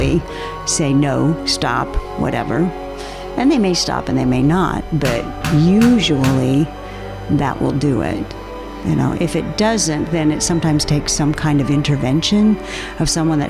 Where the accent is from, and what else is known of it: Washington, United States; born or raised there; moved away as an adult; also born or lived in Arizona